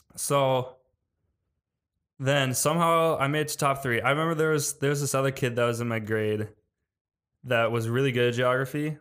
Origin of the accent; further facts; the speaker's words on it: Wisconsin, United States; I'm from Wisconsin